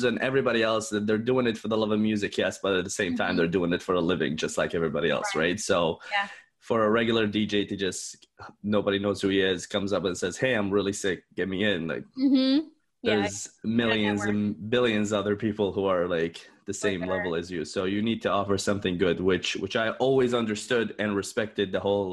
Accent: Dubai, United Arab Emirates; now in Canada; I am from Canada. Originally from Dubai, but I'm a Canadian citizen, so I've lived here for the past 13 years.

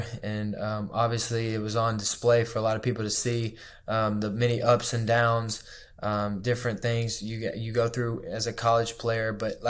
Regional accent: Arkansas, United States; born there; also born or lived in Atlanta / Birmingham / Miami / Charleston; So I was born in Arkansas, moved to Atlanta, moved to Birmingham, moved to Miami, Florida. Then we moved back to Birmingham for a year. And then we went to Charleston, South Carolina.

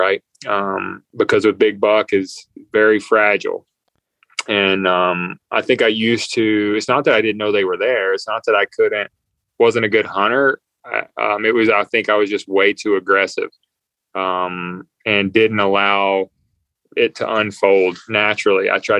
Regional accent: the Carolinas, United States; Cause I grew up in the Carolinas.

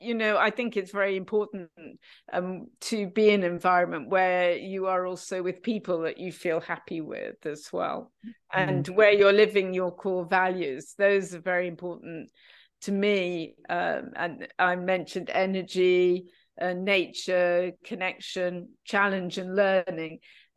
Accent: United Kingdom; So Alain is French and Dutch, and I am British. He didn't want to live in London. I didn't want to live in Amsterdam, where he was at the time.

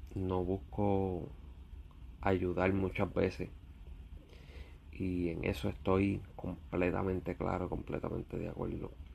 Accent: Puerto Rico; mi isla, Puerto Rico

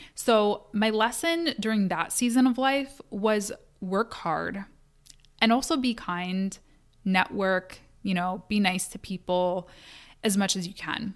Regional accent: Kalamazoo, Michigan, United States; Kalamazoo, which is my hometown

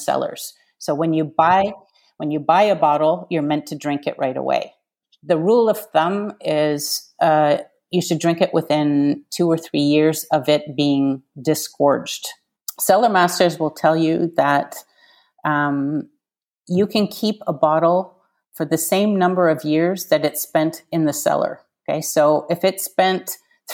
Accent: Canada; now in Paris, France; I'm Canadian.

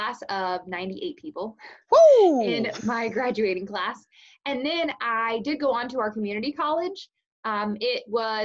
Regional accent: Casey, Illinois, United States; born or raised there; now in Greenup, United States

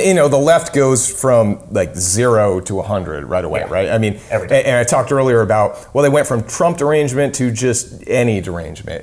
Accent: New England, United States; moved away; I'm from New England

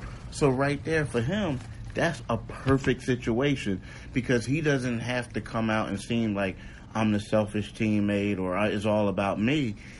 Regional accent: Philadelphia, Pennsylvania, United States; I'm a Philadelphian

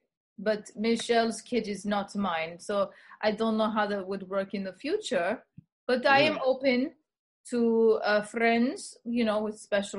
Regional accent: Sparta, New Jersey, United States; I'm Spartan. I'm original. I am from Sparta, New Jersey. But I am from Greece. I'm Greek.

